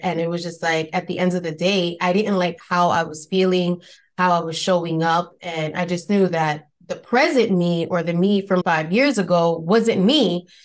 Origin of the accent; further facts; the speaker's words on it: New York City, New York, United States; accent: Spanish Bronx accent; I'm originally from New York, from the Bronx, to be specific